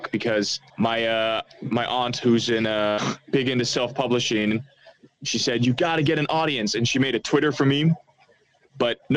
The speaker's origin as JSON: {"language": "English", "country": "Australia", "lives_now": "Amsterdam, Netherlands", "said": "yeah, I'm Australian. You know, I've been here for uh, for since uh, what was it like June of last year"}